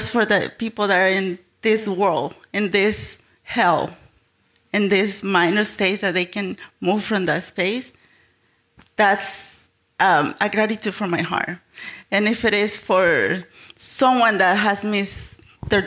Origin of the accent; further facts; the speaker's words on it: Mexico; now in United States; I'm from Mexico, so I'm an immigrant. And I've been living in the States for the past 26 years